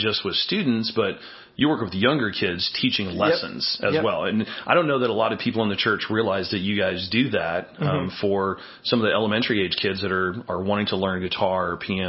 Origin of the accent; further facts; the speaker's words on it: Newton, Illinois, United States; Been to my hometown, Newton? Yeah. 2,600 people and declining.